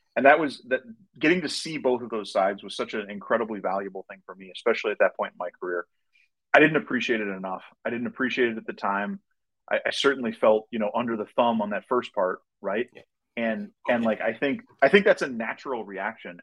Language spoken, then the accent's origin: English; Minnesota, United States; also born or lived in Wisconsin; I grew up in Minnesota